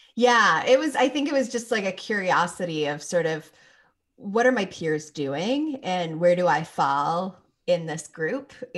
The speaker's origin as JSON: {"language": "English", "town": "Toronto", "region": "Ontario", "country": "Canada", "also_born_or_lived": "Phoenix, Arizona", "moved": "yes", "said": "I'm from Toronto originally, so I know cold weather, but then I lived in Phoenix for five years"}